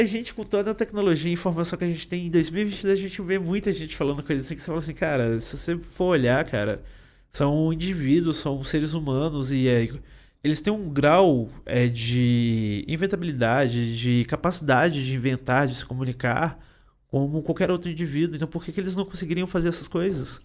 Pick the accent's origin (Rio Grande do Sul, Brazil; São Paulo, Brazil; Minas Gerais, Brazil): Minas Gerais, Brazil; Itapecerica; Eu sou mineiro. A minha cidade foi. É, nasceu de uma picada